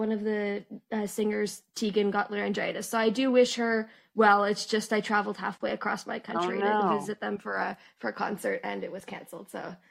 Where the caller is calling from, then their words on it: Canada; I'm actually calling from the Great White North up in Canada.